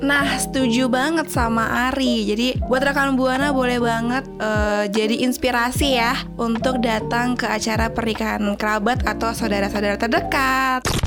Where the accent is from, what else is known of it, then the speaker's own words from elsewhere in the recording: Indonesia; gue kan berasal dari Jawa